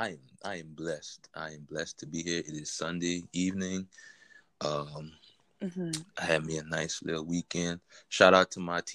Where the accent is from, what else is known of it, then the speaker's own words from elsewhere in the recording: New Iberia, Louisiana, United States; I grew up in New Iberia, Louisiana. I've been living here for a majority of my life. You know, I'm 27 now.